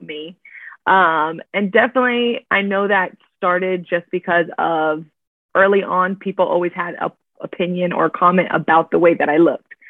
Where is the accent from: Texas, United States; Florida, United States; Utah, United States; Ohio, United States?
Florida, United States; Miami; moved away as an adult; now in Orlando, United States; I was born and raised in Miami, Florida, now living in Orlando